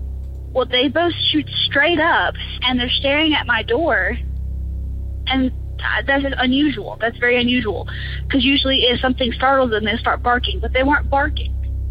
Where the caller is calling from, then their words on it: Louisiana, United States; I'm from North Louisiana.